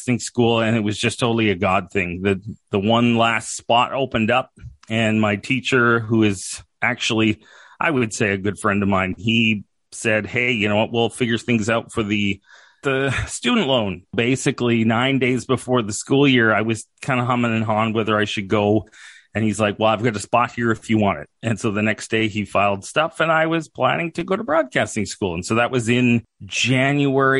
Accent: Saskatchewan, Canada; also born or lived in Calgary, Alberta / Yorkton, Saskatchewan; I've been in Saskatchewan for the majority of my life.

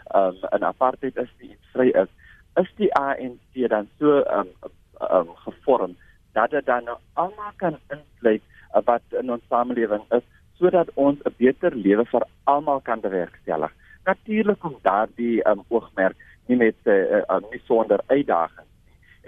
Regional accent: Langeberg area, Western Cape, South Africa; In die hele Langeberg area waar ek vandaan kom

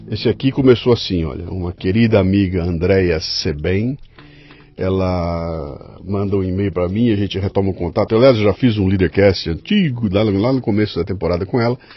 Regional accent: Marília, São Paulo, Brazil; born or raised there

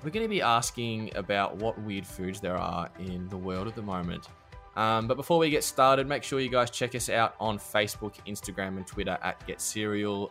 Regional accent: Australia; I'm an Aussie

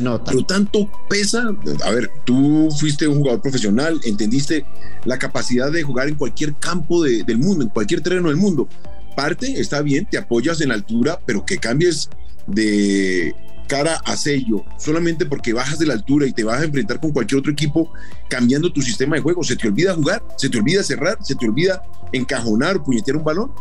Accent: Colombia; como somos los colombianos.

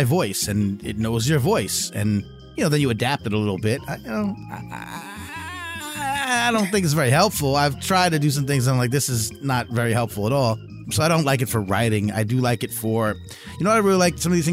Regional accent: New York, United States; now in Southern United States; we're from New York

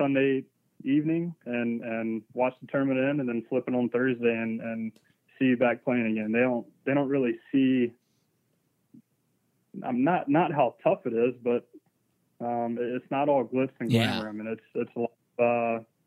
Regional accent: the South, United States; Growing up in the South

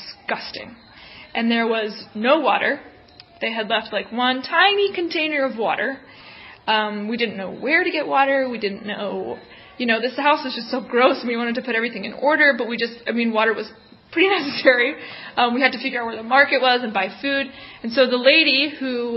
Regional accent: New Orleans, Louisiana, United States; moved away as an adult; also born or lived in New York City; now in Katandika, Mozambique; I grew up in New Orleans, Louisiana, and then I went to school in New York City

